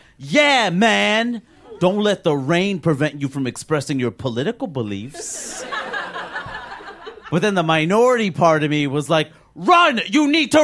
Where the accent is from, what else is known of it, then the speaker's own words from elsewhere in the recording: New York City, New York, United States; also born or lived in Maine; I was born and raised in Queens, New York, the most diverse place in the world